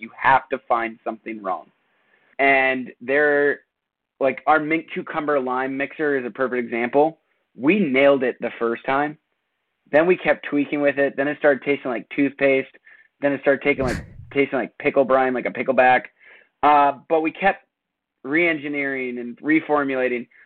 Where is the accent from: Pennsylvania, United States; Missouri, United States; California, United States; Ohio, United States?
California, United States; Portola Valley; now in Maine, United States; Tyler and I, my brother-in-law, we grew up in Portola Valley, California together